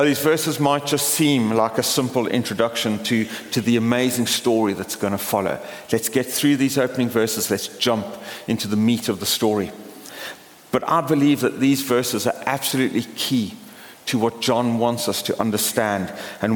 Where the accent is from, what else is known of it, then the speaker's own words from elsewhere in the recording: Port Elizabeth, Eastern Cape, South Africa; moved away; my hometown of Port Elizabeth